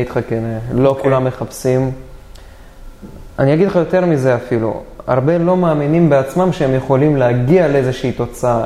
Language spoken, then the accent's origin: Hebrew; Dimona, Southern District, Israel; מהבית הכי רגיל שיש בדימונה, אני במקור דימונאי